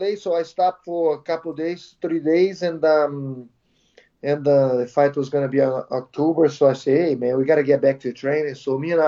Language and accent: English; Brazil; moved away as an adult; also born or lived in California; now in Connecticut, United States; Brazil, Sobralia, my hometown.